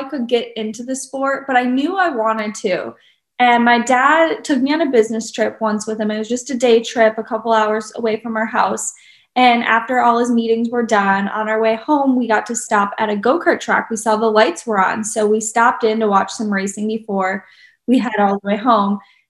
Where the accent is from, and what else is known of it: Eagle River, Wisconsin, United States; born or raised there